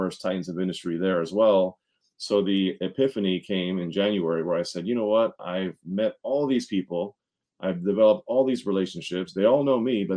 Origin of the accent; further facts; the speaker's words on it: Montgomery County, Maryland, United States; also born or lived in Washington, D.C.; I was born in Washington, D.C., but I was raised in Montgomery County, Maryland